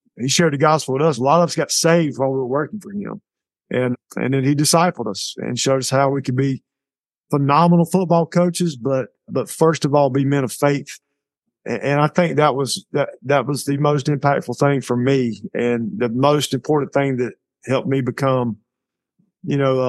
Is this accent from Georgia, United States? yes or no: yes; Bleckley County, Georgia, United States; I'm from here, you know, and it's been very rewarding for me because this is my hometown